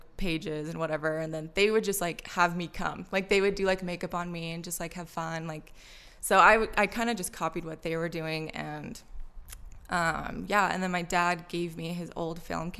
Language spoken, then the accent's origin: English; Orem, Utah, United States; also born or lived in Provo, Utah; I was born in Provo, moved to Orem, went to Orem High, grew up Mormon